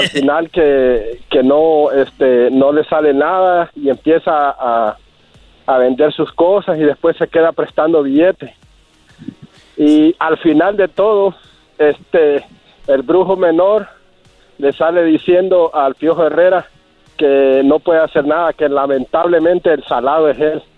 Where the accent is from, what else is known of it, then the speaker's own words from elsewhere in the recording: El Salvador; now in Denver, United States; de El Salvador